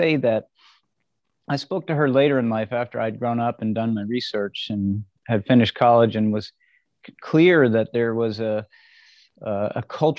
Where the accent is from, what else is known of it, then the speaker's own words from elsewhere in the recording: Red Bank, New Jersey, United States; I was born in 1960 in New Jersey, in a little town called Red Bank, a little city.